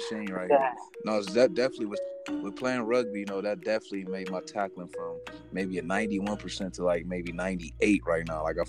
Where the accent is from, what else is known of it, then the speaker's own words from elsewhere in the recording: United States; also born or lived in Poland; just especially because I'm an American